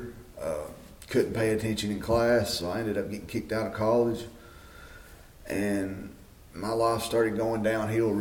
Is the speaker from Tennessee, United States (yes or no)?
yes; Smithfield, Tennessee, United States; I am originally from Smithfield, Tennessee. I was born and raised here on a farm